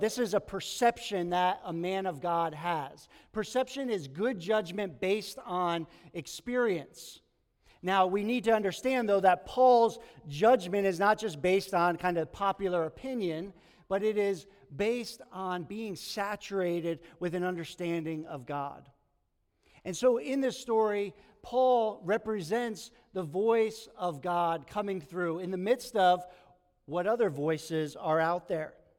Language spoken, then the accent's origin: English; New York, United States; moved away as an adult; also born or lived in Long Island / Bodega Bay; I grew up in New York, childhood, kind of went to college in Long Island